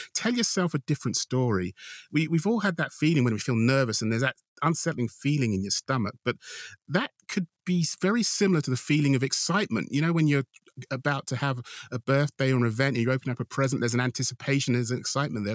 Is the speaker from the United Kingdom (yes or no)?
yes; United Kingdom; being British